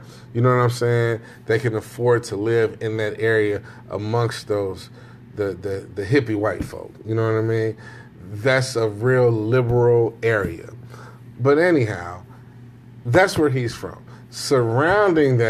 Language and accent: English; Chicago, Illinois, United States; I'm from Chicago